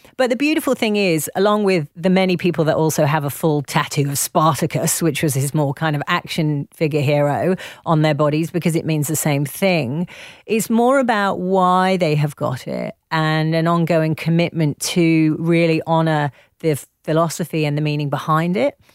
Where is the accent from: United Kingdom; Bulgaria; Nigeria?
United Kingdom; accent: posh; also born or lived in Leeds; my posh little accent